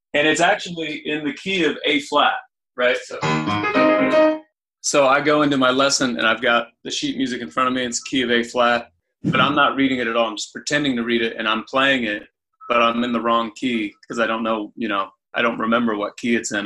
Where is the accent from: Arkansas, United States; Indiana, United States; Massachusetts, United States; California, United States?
Indiana, United States; Anderson; I grew up in Indiana in Anderson